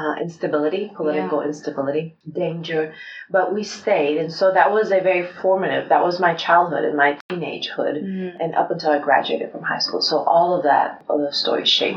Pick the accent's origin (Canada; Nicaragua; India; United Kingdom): Nicaragua; moved away as an adult; also born or lived in Spain / Texas / Arkansas; I was born in Spain. My mother was Spanish. And my father is Nicaraguan, but I did not live in Spain just for about a year during the war or post-war. And so we lived in Nicaragua most of my life till I graduated from high school.